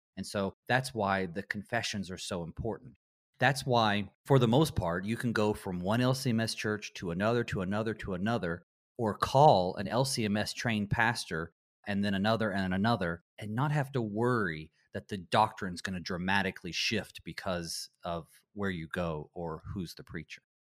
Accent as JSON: {"language": "English", "region": "Western North Carolina", "country": "United States", "tie": "born or raised there", "said": "I grew up in Western North Carolina in the Bible Belt"}